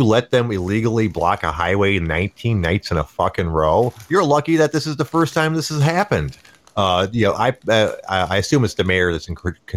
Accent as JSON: {"language": "English", "country": "United States", "said": "as an American"}